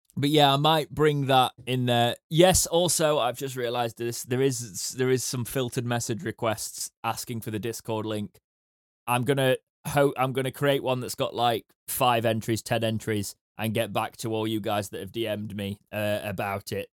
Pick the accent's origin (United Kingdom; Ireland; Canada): United Kingdom; we're British.